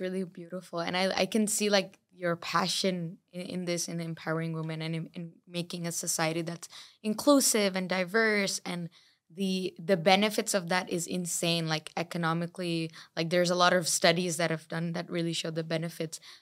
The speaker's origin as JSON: {"language": "English", "region": "Dubai", "country": "United Arab Emirates", "said": "I come from Dubai"}